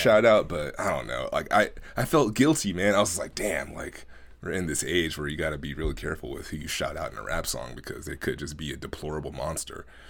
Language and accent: English; Oakland, California, United States; growing up in Oakland, at, being at my grandmother's house almost every day during the summer and oftentimes after school